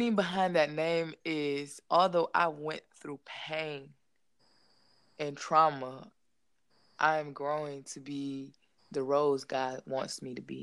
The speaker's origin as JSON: {"language": "English", "town": "St. Paul", "region": "Minnesota", "country": "United States", "tie": "born or raised there", "also_born_or_lived": "Atlanta, Georgia", "moved": "yes", "said": "I was born in St. Paul, Minnesota. However, I just moved from Atlanta, Georgia"}